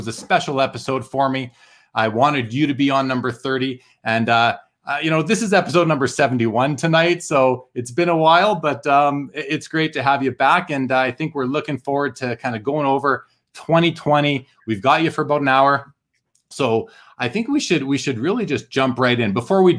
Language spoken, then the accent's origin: English; Dallas, Texas, United States; Glad to listen to one of my role models growing up in Dallas.